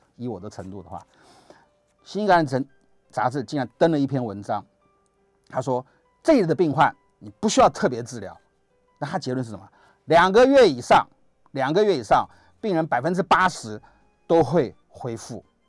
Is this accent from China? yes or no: no; Taiwan; 我们台湾话